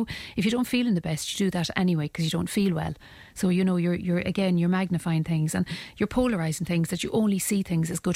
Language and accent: English; Ireland; as Irish people